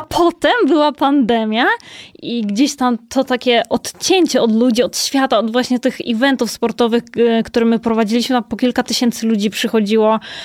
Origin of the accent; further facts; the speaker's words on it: Kołobrzeg, West Pomeranian Voivodeship, Poland; now in Warsaw, Poland; ja też pochodzę z Kołobrzegu, więc to też jest y, zupełnie mhm. inny rejon